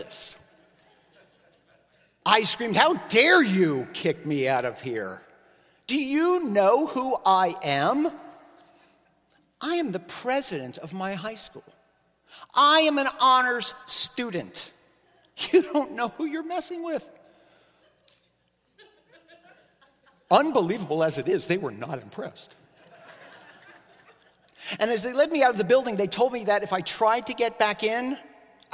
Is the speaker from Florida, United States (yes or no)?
yes; Miami, Florida, United States; I grew up in Miami